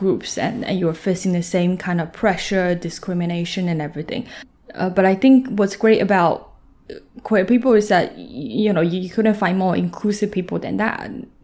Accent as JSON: {"language": "English", "region": "Shanxi", "country": "China", "tie": "born or raised there", "moved": "yes", "lives_now": "Shanghai, China", "said": "I'm from Shanxi. Mm-hmm. Shanxi, so that province is just a little bit under Beijing. Very small city, tier 5."}